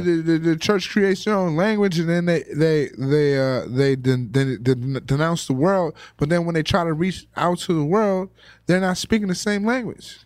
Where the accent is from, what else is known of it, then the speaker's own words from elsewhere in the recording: Compton, California, United States; moved away as an adult; also born or lived in San Francisco; I, I'm from Compton. I never, I never really moved outside of Southern California.